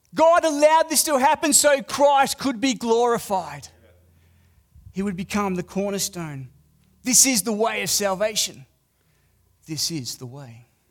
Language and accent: English; Australia; accent: Australian; I'm a foreigner. I'm Australian.